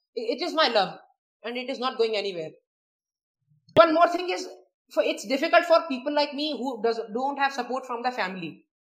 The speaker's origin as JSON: {"language": "English", "town": "Prayagraj", "region": "Uttar Pradesh", "country": "India", "said": "I'm from Allahabad, or uh, okay. now named Prayagraj"}